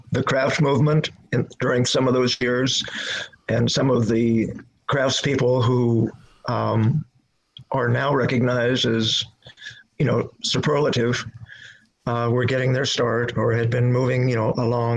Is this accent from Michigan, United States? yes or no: no; Illinois, United States; moved away as an adult; also born or lived in Missouri; now in Brattleboro, United States; I was born and raised in Illinois